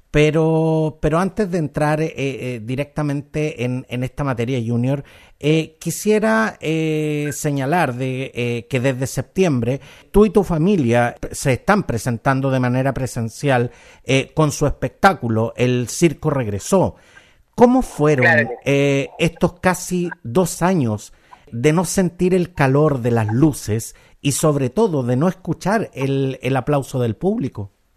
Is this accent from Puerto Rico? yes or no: no; Chile; Nuestro querido Chile